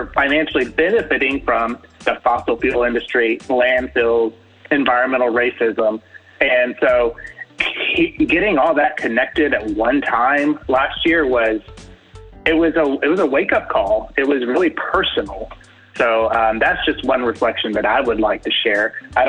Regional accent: Memphis, Tennessee, United States; now in Birmingham, United States; I live in Birmingham now, but I'm a native Memphian. I was born and raised in Memphis, Tennessee.

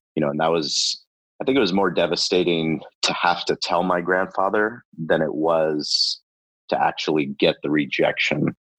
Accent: San Diego, California, United States; I'm a San Diego kid. I grew up in La Jolla.

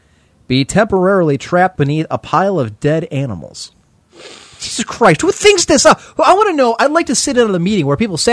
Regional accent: Cleveland, Ohio, United States; accent: Midwestern; Okay, well, then clearly we're from the Midwest. We're from Ohio.

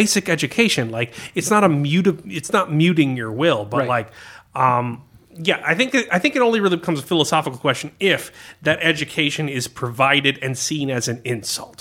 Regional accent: United States; I'm as American

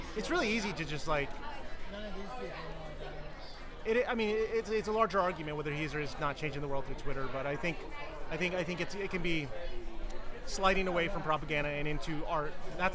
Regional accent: Austin, Texas, United States; I'm from Austin

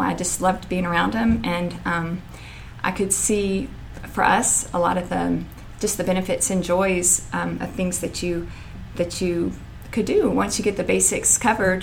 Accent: Paris, Texas, United States; moved away; also born or lived in North Carolina; I grew up in Paris, Texas

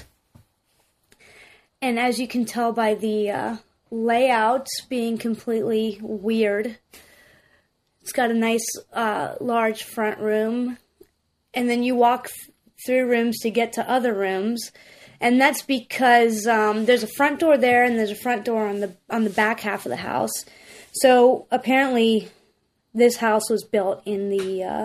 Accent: Greensboro, North Carolina, United States; moved away as an adult; now in New River Gorge, West Virginia, United States; I grew up in Greensboro, North Carolina

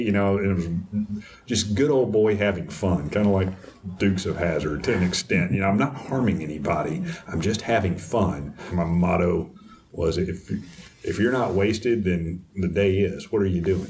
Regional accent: East Texas, United States; now in Houston, United States; I grew up in Dry County, in East Texas

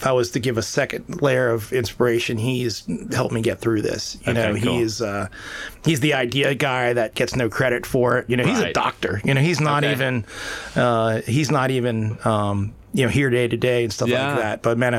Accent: Annapolis, Maryland, United States; Well, I was born and raised in Annapolis, Maryland originally. And I grew up right near the Naval Academy.

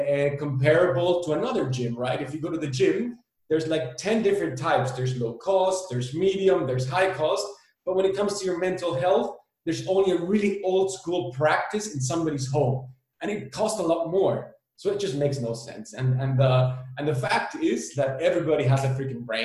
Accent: Berlin, Germany; moved away as an adult; also born or lived in El Salvador / Amsterdam; now in Barcelona, Spain; I was born in El Salvador. I was raised in Berlin.

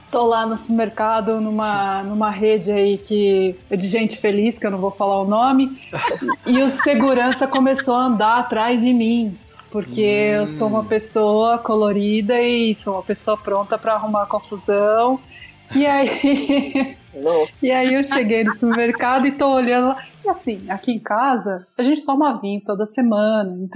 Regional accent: Northeast Region, Brazil; Eu sou do Nordeste.

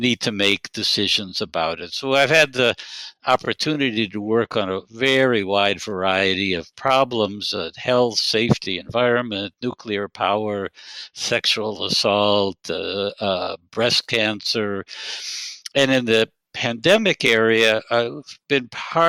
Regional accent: Detroit, Michigan, United States; moved away as an adult; also born or lived in Israel / Jerusalem / Eugene, Oregon; I grew up in Detroit

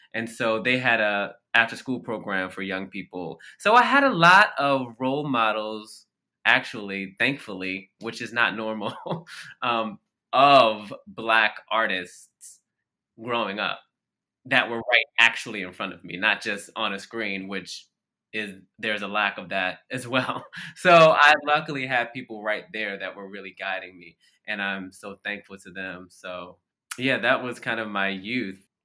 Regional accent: Baltimore, Maryland, United States; I grew up in Baltimore, Maryland, which is a largely black city

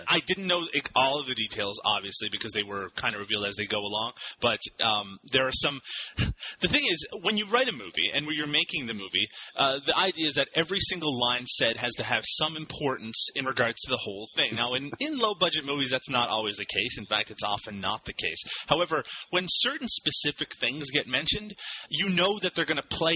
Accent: Canada; I am Canadian. … over at DailyGrindhouse.com.

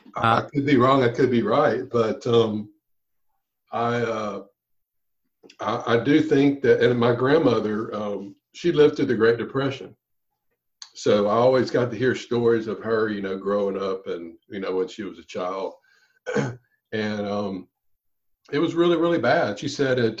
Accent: Louisiana, United States; my hometown in Louisiana

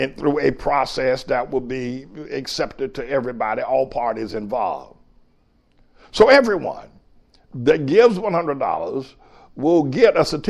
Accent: North Carolina, United States; moved away as an adult; now in New York, United States; I grew up in North Carolina in the 50s and the 60s

